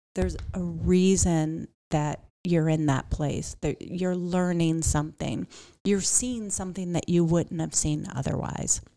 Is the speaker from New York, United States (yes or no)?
no; Pittsburgh, Pennsylvania, United States; also born or lived in Miami, Florida; now in Phoenix, United States; I came from a medium-sized town, so I grew up outside of Pittsburgh